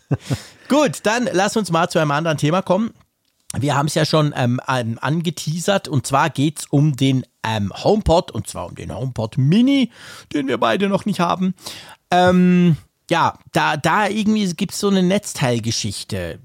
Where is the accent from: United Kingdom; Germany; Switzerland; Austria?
Switzerland; bei uns in der Schweiz